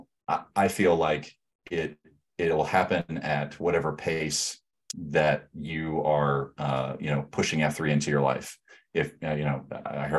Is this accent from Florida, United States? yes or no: yes; Florida, United States; moved away as an adult; also born or lived in Alabama; now in Omaha, United States; I'm from Florida